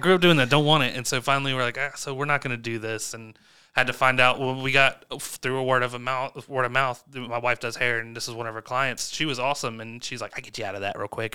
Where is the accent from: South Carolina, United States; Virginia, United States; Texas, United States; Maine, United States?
South Carolina, United States; Chapin; growing up in Chapin White Rock